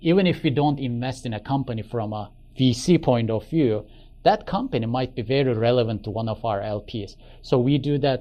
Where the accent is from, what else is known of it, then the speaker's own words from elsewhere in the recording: Istanbul, Turkey; moved away as an adult; also born or lived in United States; now in Silicon Valley, United States; I am originally from Turkey, Istanbul. So I was born there, grew up there, went to high school there. And then I came to the United States for college